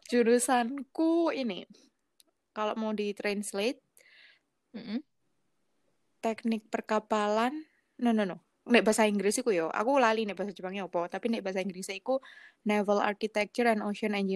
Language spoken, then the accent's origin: Indonesian; Malang, East Java, Indonesia; also born or lived in Surabaya / Jakarta; saya dari Malang kemudian hmm. hijrah ke Surabaya